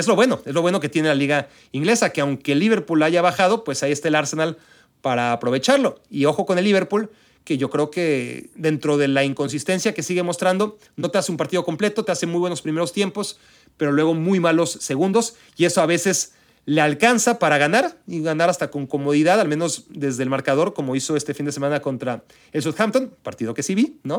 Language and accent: Spanish; Mexico; also born or lived in Israel; now in United States; el de Israel, donde nací, el de México, donde crecí, de donde soy y seré siempre, culturalmente hablando